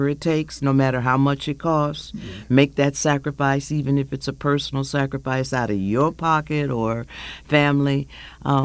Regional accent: Milwaukee, Wisconsin, United States; now in St. Louis, United States; growing up in Hillside in Milwaukee

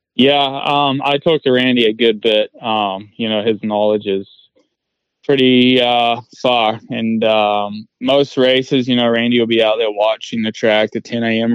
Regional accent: New Zealand; moved away as an adult; now in United States; I'm originally from New Zealand, so I I packed my bags and uh, 2018 and left New Zealand

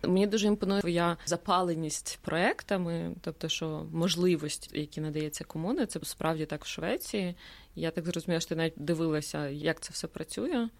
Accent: Ukraine; moved away as an adult; now in Sweden; ми з України

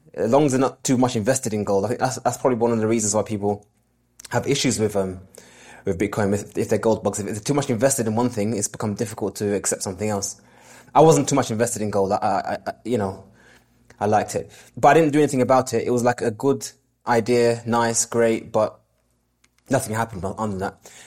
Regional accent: London, United Kingdom; born and raised in London

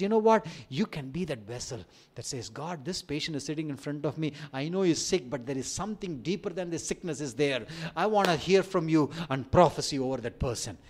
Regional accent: India; accent: Indian; my Indian accent

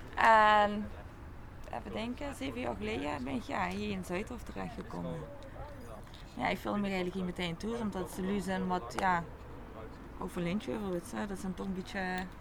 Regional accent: Geleen, Limburg, Netherlands; ik ben sowieso geboren getogen in Geleen

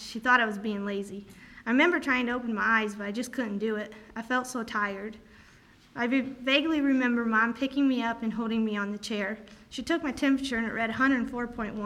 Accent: Columbia City, Indiana, United States; I was born in Columbia City, Indiana, on June 4, 2002

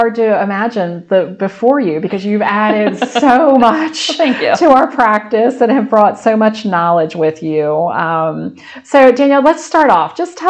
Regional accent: Sussex County, Delaware, United States; moved away as an adult; I grew up in Sussex County too, and couldn't wait to leave when I was young. And then once I left, couldn't wait to come back. So yeah, I think we should be proud of being Sussex County girls.

